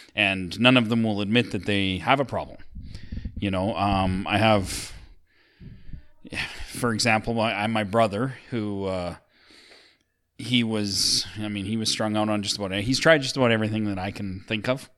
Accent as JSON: {"language": "English", "town": "Sylvan Lake", "region": "Alberta", "country": "Canada", "tie": "born or raised there", "said": "we grew up in Sylvan Lake"}